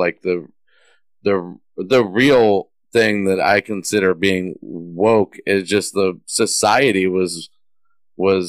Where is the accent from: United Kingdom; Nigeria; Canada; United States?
United States; Texas; I grew up in Texas